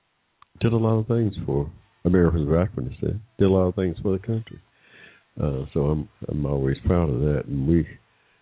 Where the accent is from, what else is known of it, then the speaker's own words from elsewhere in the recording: Georgia, United States; moved away as an adult; also born or lived in Ohio; I was from Georgia, you know, and I had moved